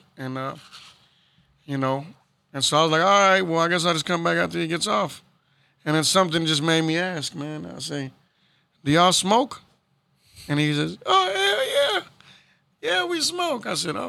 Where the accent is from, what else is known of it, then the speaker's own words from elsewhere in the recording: Houston, Texas, United States; As a kid, I grew up in Magnolia, South Houston as well.